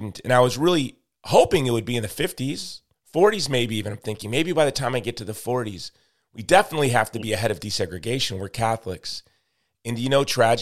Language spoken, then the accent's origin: English; Chicago, Illinois, United States; I'm from Chicago